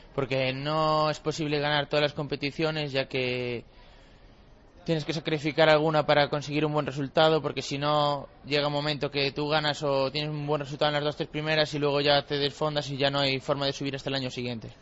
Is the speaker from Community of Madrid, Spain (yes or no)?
no; Cedeira, Galicia, Spain; de Cedeira, de mi pueblo